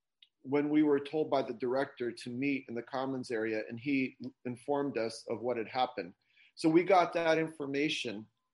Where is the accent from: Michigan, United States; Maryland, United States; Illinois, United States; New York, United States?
New York, United States; moved away; also born or lived in Warsaw, Poland; my mom and dad were both raised in New York. I was born in New York and I have many relatives still living there.